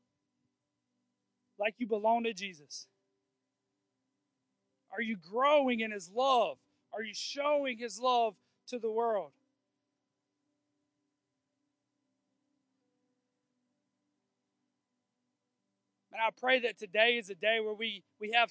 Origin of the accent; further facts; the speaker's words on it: United States; I'm a white guy and I'm American